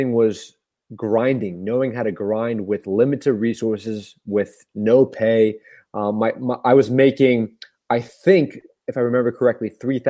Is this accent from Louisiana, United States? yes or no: no; Tampa, Florida, United States; I played growing up in Tampa, Florida.